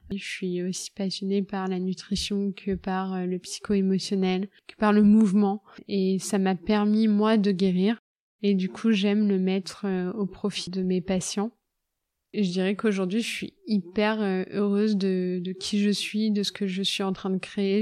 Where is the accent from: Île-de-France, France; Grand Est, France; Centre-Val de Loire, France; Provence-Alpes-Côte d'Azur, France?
Centre-Val de Loire, France; Loir-et-Cher; Je viens du Loir-et-Cher. C'est une région que j'adore, où il y a toute ma famille.